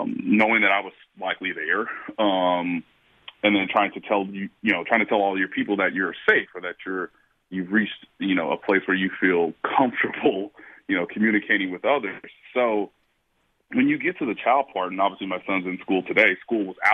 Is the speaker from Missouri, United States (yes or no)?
yes; Kansas City, Missouri, United States; people of my hometown